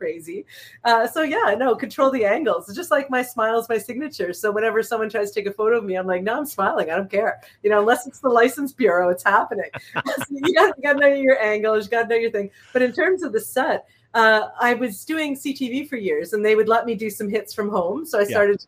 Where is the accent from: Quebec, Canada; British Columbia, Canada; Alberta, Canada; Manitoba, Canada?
Quebec, Canada; Montreal; also born or lived in Toronto / Winnipeg / Southern Ontario; now in Hamilton, Canada; I was born in Toronto, raised in Montreal, stuck in Winnipeg for 6 years.